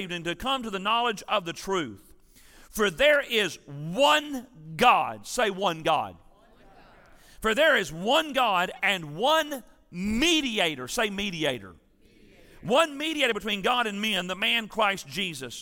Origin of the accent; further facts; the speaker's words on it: Tennessee, United States; I'm from Tennessee